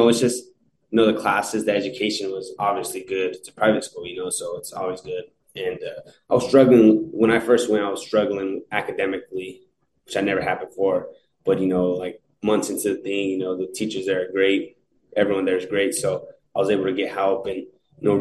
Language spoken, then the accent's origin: English; Eloy, Arizona, United States; stay in my hometown